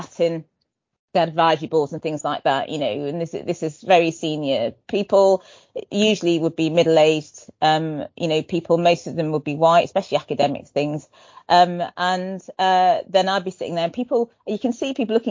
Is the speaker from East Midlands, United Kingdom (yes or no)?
no; Manchester, North West England, United Kingdom; I was born in Manchester, so I was born and bred in Britain from Nigerian parents